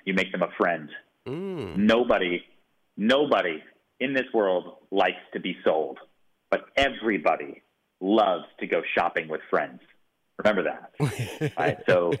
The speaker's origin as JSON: {"language": "English", "town": "Houston", "region": "Texas", "country": "United States", "tie": "born there", "said": "Oh, man. I was born in Houston, Texas."}